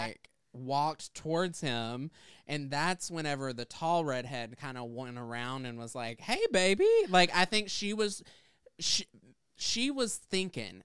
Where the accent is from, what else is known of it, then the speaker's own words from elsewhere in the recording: the South, United States; I grew up in the South.